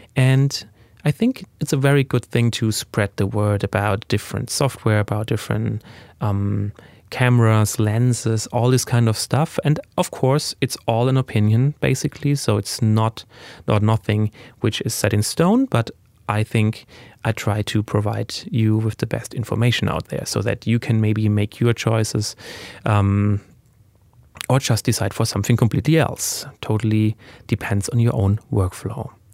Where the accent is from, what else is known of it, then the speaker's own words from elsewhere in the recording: Germany; English is a second language; I was born in Germany and, uh, raised there